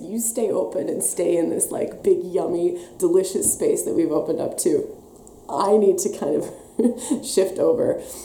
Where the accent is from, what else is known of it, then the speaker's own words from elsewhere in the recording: Wisconsin, United States; accent: Wisconsin; now in Australia; There's my Wisconsin accent coming back